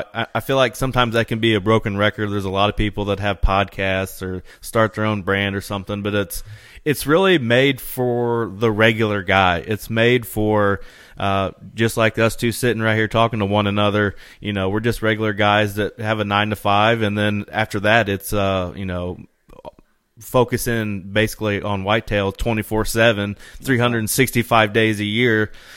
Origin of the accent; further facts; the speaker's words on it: Indiana, United States; I'm from East Central Indiana.